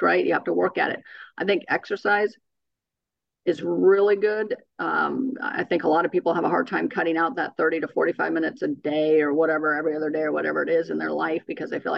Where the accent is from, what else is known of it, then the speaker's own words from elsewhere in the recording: California, United States; moved away; I'm from California